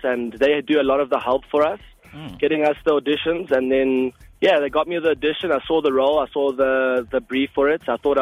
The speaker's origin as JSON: {"language": "English", "town": "Ballito", "region": "KwaZulu-Natal", "country": "South Africa", "tie": "born or raised there", "said": "My family is Afrikaans, but I grew up in Balito since when I was 4 years old."}